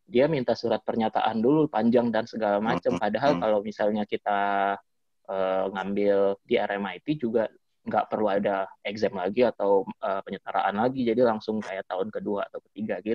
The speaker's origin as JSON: {"language": "Indonesian", "town": "Batam", "region": "Riau Islands", "country": "Indonesia", "said": "Dan kalau kita dari Batam kan harus ke Singapura dulu lebih dekat daripada kita harus ke Jakarta."}